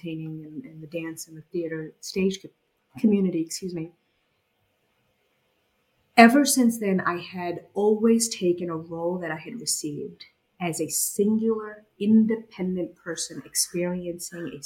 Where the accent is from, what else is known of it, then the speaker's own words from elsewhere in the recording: Boston, Massachusetts, United States; also born or lived in Bangladesh; I was born in Bangladesh and I moved to the United States when I was about 8 or 9 years old and I grew up in Boston